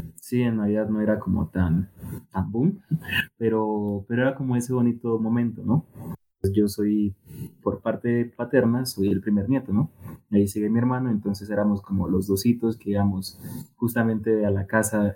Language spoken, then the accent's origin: Spanish; Tumaco, Nariño, Colombia; yo soy de Tomaco Mariño, mm, pues es una región costera